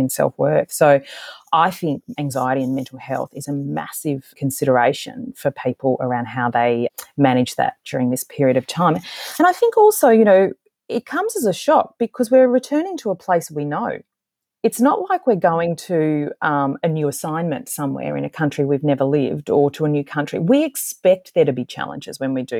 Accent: Australia

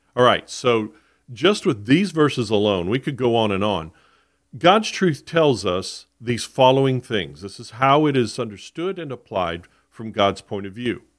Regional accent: South Florida, United States; I was born and raised in Florida. I grew up in South Florida.

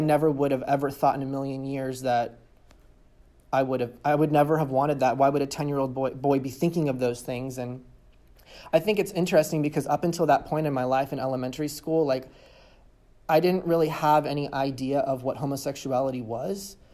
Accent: California, United States; I was born and raised in California

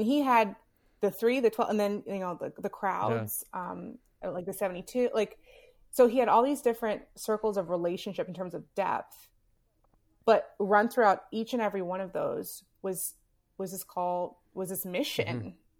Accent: Southern United States, United States; Growing up in the South, for me as a Black woman in America, that flag means something significant.

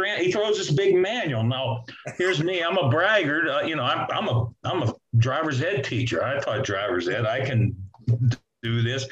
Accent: Clairton, Pennsylvania, United States; I'm from Clareton, you know, played football there

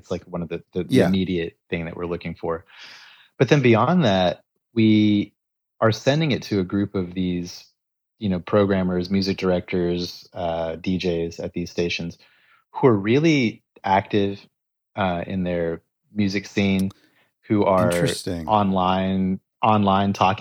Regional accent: Texas, United States; I grew up in Texas

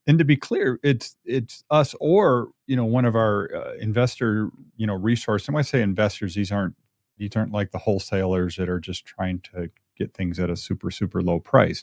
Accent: United States; also born or lived in Michigan / Minnesota; now in Albuquerque, United States; where we grew up in Michigan and Minnesota

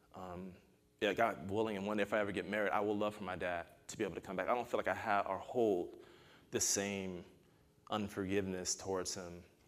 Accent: United States; also born or lived in Arkansas; I'm American.

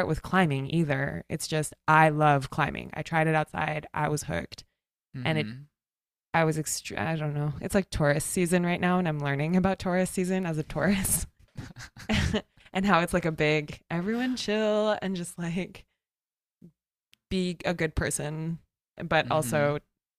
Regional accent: Pacific Northwest, United States; moved away as an adult; I grew up here. I grew up in the Pacific Northwest

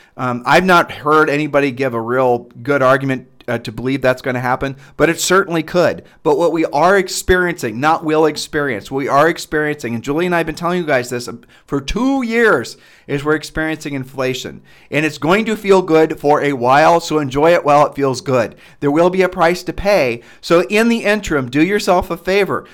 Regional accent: Midwest, United States; we're from the Midwest

